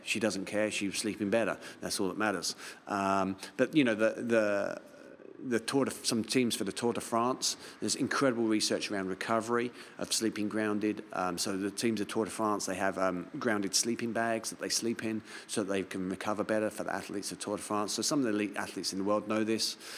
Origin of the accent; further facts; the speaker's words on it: London, United Kingdom; now in Auckland, New Zealand; I'm from London